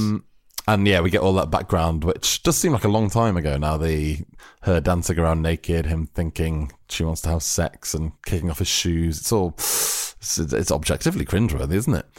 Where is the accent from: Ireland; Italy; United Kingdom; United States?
United Kingdom; We are British fools.